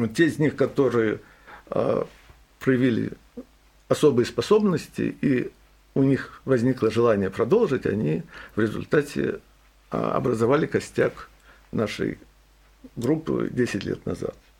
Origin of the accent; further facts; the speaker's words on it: Saint Petersburg, Russia; now in Boston, United States; я родился в Петербурге, вырос в Петербурге